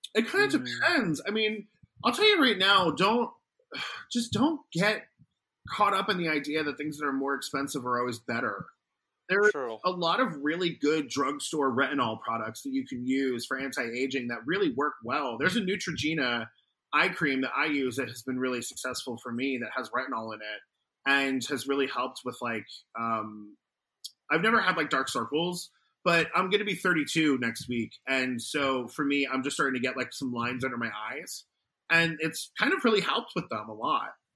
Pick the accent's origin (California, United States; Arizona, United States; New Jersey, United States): Arizona, United States; now in New York, United States; my home state of Arizona